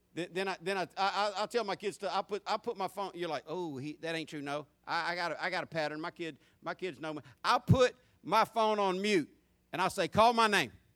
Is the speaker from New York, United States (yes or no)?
no; Jacksonville, Florida, United States; I grew up in Jacksonville in the, in the 70s and 80s as a teenager in both those decades.